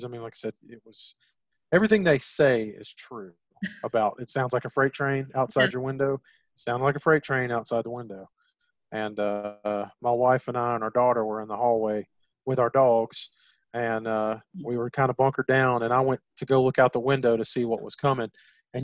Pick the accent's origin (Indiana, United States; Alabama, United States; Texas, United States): Texas, United States; Gulf Coast of; growing up in the Gulf Coast of Texas